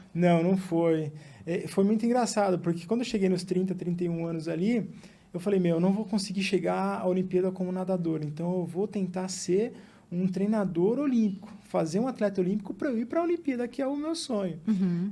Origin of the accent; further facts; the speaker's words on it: São Bernardo do Campo, São Paulo, Brazil; also born or lived in Mato Grosso do Sul; a gente veio para São Bernardo, né, que é a cidade onde a gente se estabeleceu